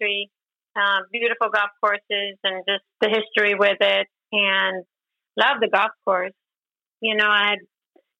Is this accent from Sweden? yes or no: yes; Sweden; moved away as an adult; also born or lived in Orlando; growing up in Sweden in the Swedish national team